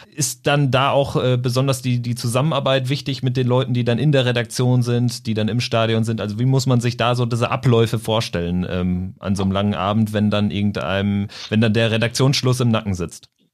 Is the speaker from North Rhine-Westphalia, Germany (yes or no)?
yes; Lippstadt, North Rhine-Westphalia, Germany; ich komme so aus der Region Lippstadt 08